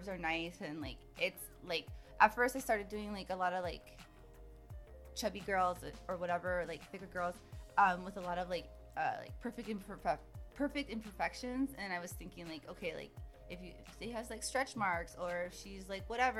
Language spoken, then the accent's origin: English; Bay Area, California, United States; moved away as an adult; also born or lived in La Jolla, California / Escondido, California / Fairfield, California / Alameda, California; now in Los Angeles, United States; we lived in Escondido till I was 9 and or 8, maybe, I don't know. And then like we moved to the Bay Area then